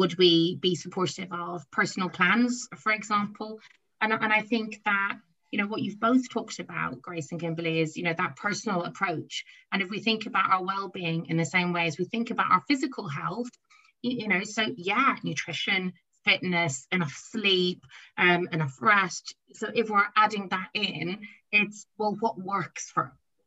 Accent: Ireland; I'm Irish.

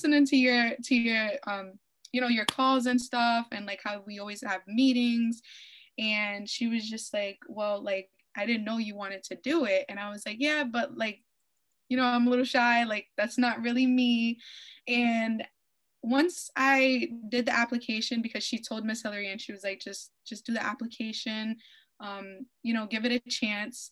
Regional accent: Providence, Rhode Island, United States; I'm from Providence, Rhode Island.

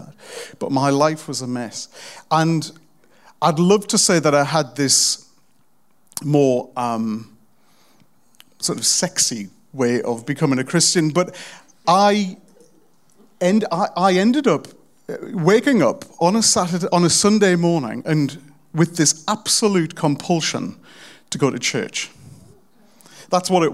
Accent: South Pelaw, North East England, United Kingdom; I'm from the really rough part of a really rough kind of rubbish town in the northeast of England

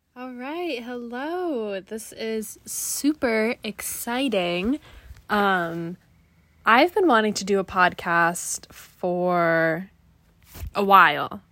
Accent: Griswold, Connecticut, United States; I'm from Greasehold, Connecticut, which is a very small town, um, right next to the Rhode Island border, pretty close to Mystic

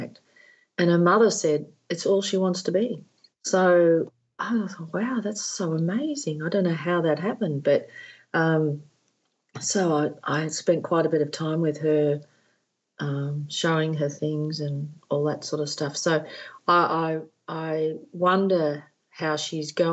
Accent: Australia; moved away as an adult; also born or lived in Netherlands; being an Australian

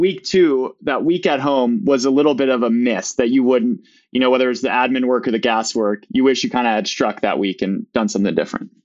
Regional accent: Midwest, United States; also born or lived in Maine; I'm a Midwesterner as well

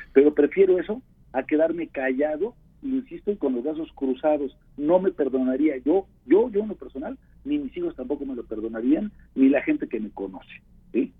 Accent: Puebla, Mexico; como poblano comprometido que soy

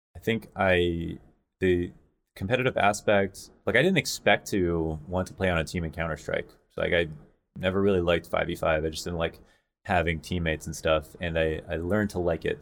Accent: London, Ontario, Canada; also born or lived in Montreal / Toronto; I was born in Montreal, moved to London, Ontario, and then it was, like, me and my mom

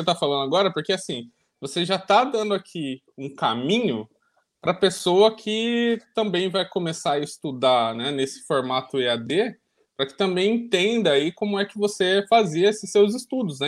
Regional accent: Ilha Solteira, São Paulo, Brazil; minha mãe fala que eu nasci em ilha solteira

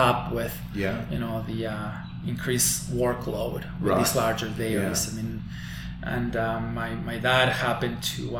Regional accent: Balnearia, Córdoba, Argentina; moved away as an adult; now in New York, United States; I'm from a very small town in a rural area of Argentina, a small town called Balnearia, in the province of Córdoba

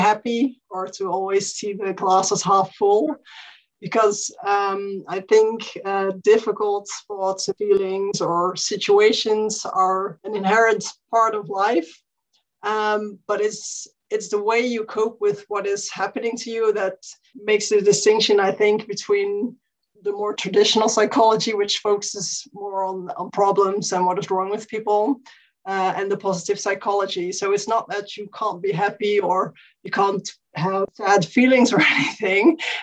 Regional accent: Netherlands; I'm from the Netherlands

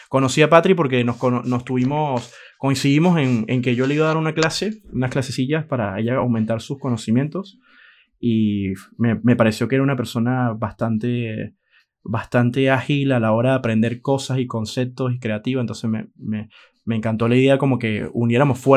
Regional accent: Venezuela; di clases en la universidad en Venezuela, soy venezolano, eh, di clase en la Universidad José María Vargas en Venezuela

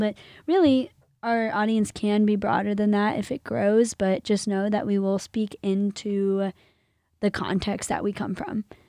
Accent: Illinois, United States; I grew up in the land of Lincoln

